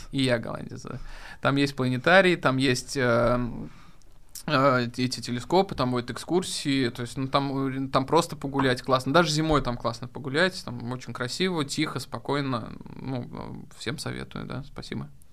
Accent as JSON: {"language": "Russian", "town": "Kazan", "region": "Tatarstan", "country": "Russia", "tie": "born or raised there", "also_born_or_lived": "Spain", "moved": "yes", "said": "Казань — это мой родной город"}